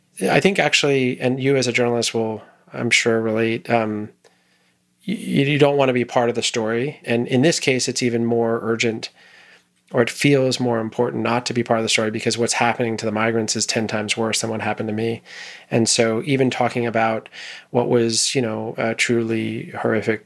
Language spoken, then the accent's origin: English; United States